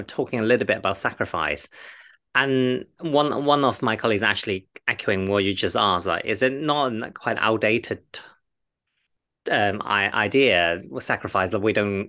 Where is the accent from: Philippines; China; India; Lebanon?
China; I'm Chinese, I am from the Eastern part of the world